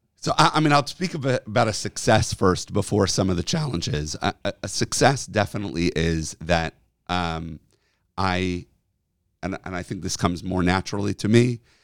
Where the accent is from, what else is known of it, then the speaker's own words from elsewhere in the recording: Rochester, New York, United States; now in Chicago, United States; a kid in NCSY growing up in Rochester, New York